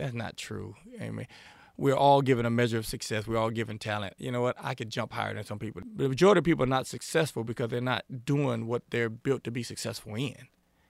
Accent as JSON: {"language": "English", "town": "Shreveport", "region": "Louisiana", "country": "United States", "tie": "born or raised there", "also_born_or_lived": "Chicago, Illinois / Lafayette, Louisiana", "lives_now": "Monroe, United States", "said": "I was born in Chicago, Illinois. Grew up in Shreveport, lived in Lafayette most of my life. I'm now in the great state of Monroe, Louisiana, great city of Monroe."}